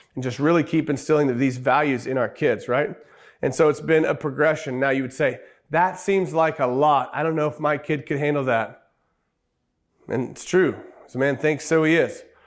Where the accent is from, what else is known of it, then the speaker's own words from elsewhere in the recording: Oklahoma, United States; We're from Oklahoma.